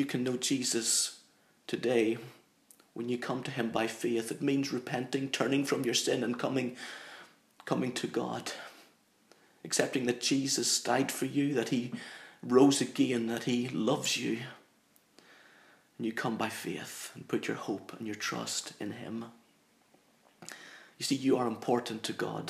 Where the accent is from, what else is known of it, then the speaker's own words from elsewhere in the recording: Northern Ireland, United Kingdom; I'm from Northern Ireland, very proud of the fact that I'm an Ulsterman through and through. And this accent, it's not something that I've put on.